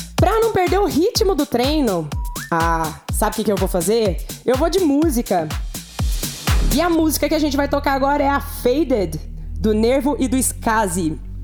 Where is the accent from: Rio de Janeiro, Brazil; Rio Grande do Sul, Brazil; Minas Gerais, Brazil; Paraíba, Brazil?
Minas Gerais, Brazil; Uberlândia; sou aqui da cidade de Uberlândia, Minas Gerais